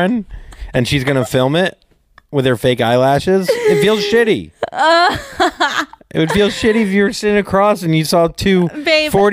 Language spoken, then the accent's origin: English; Vero Beach, Florida, United States; moved away; my hometown